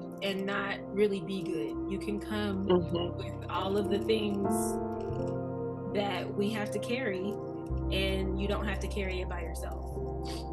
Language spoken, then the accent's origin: English; Arkansas, United States; moved away as an adult; I'm not from here. I am from Arkansas. I was about to say born and raised, but that ain't true. Raised for sure, though.